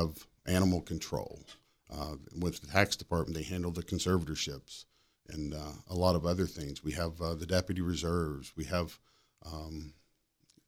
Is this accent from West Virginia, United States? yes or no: yes; Cabell County, West Virginia, United States; now in Berkeley County, United States; I grew up in Cabell